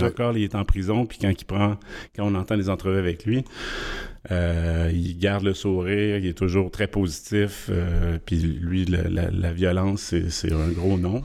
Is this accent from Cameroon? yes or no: no; Quebec, Canada; je suis québécois